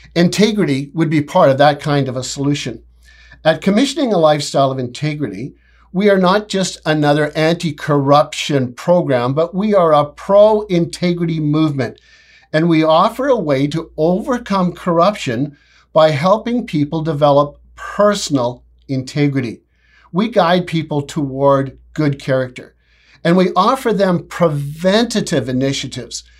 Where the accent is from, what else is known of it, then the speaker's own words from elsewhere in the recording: Canada; I'm so proud to be a Canadian